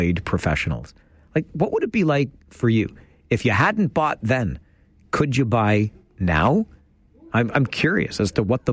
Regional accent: Kitchener, Ontario, Canada; So I was a North Ward boy back in the day, and we moved from North Ward over to not far from the Kitchener Memorial Auditorium.

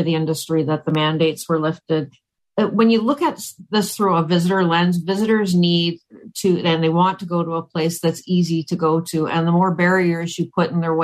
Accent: Oakville, Ontario, Canada; also born or lived in Halifax / Vancouver / Chicago; now in Waterloo, Canada; I'm actually originally from Ontario. I was born in Oakville, but I haven't lived here in, gosh, must be about 23 years now

